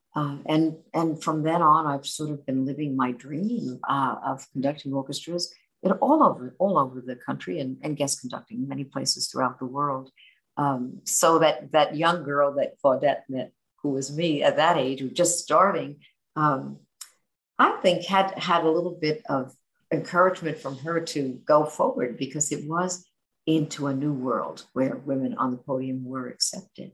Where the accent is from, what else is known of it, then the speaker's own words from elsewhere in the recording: New York City, New York, United States; Growing up in New York City